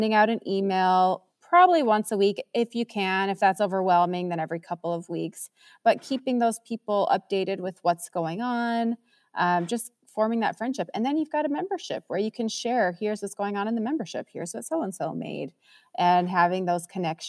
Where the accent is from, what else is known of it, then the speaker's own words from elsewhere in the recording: Minnesota, United States; moved away; I grew up in Minnesota